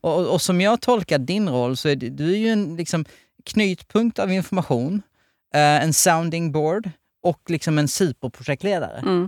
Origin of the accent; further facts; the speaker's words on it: Helsingborg, Skåne, Sweden; jag är född i Helsingborg, alltså i området